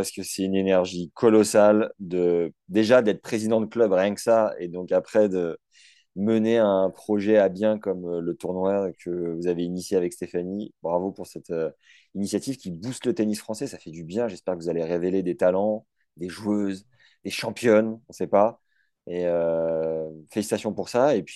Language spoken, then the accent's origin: French; Normandy, France; chez nous en Normandie